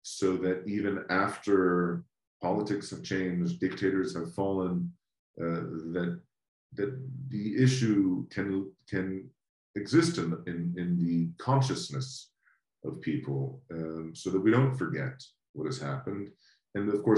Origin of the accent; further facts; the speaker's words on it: United States; as an American growing up in the United States